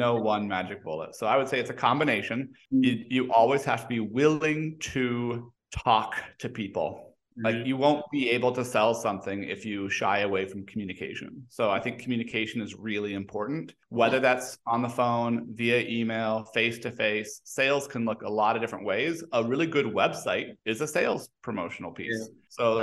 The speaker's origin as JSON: {"language": "English", "country": "Mexico", "tie": "born or raised there", "moved": "yes", "lives_now": "United States", "said": "I was born and raised in Mexico"}